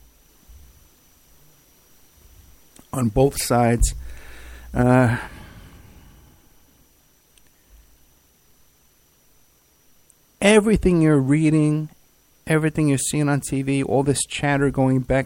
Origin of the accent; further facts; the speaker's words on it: New York City, New York, United States; also born or lived in Staten Island; growing up in the Bronx and then Staten Island